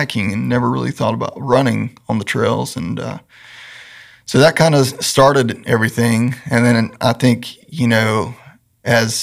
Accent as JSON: {"language": "English", "town": "Randleman", "region": "North Carolina", "country": "United States", "tie": "born or raised there", "said": "I grew up in Greensboro, a little town south of Greensboro called Randleman"}